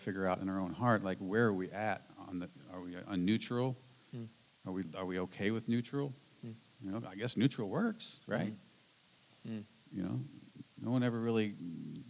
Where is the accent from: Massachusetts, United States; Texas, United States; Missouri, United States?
Missouri, United States; St. Louis; moved away; we're from St. Louis